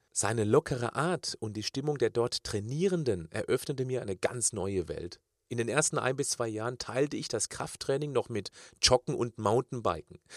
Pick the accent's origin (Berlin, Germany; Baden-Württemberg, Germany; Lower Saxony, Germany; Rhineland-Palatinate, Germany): Baden-Württemberg, Germany; Kirchzarten; Diese drei begleiteten mich während meiner Kindheit in Kirchzarten bei Freiburg im Schwarzwald